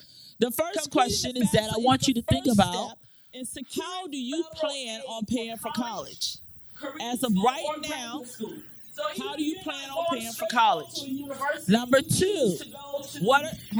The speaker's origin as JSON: {"language": "English", "region": "Florida", "country": "United States", "also_born_or_lived": "Hampton, Virginia", "moved": "as an adult", "lives_now": "Newport News, Virginia, United States", "said": "I am originally from Florida. I've been in Hampton, Virginia, Newport News, Virginia for the last 14 years."}